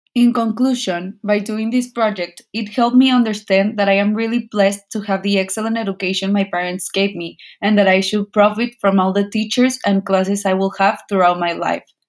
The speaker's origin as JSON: {"language": "English", "town": "Monterrey", "region": "Nuevo León", "country": "Mexico", "tie": "born or raised there", "said": "I was born and raised in Monterrey, Nuevo León"}